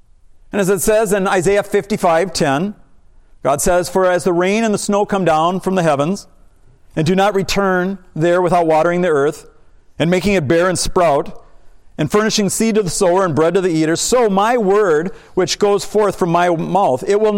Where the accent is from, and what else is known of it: United States